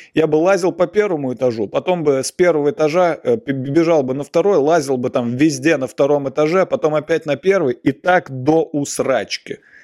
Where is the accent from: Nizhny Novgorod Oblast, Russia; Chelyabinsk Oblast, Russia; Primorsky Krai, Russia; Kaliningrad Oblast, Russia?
Nizhny Novgorod Oblast, Russia; Nizhny Novgorod; now in Moscow, Russia; я ездил в детстве, в, например, с родителями, я ездил из Нижнего Новгорода